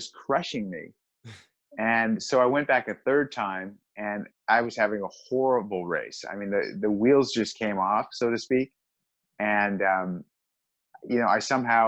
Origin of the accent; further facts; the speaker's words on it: Southern California, United States; I grew up in Southern California, so I surfed my whole life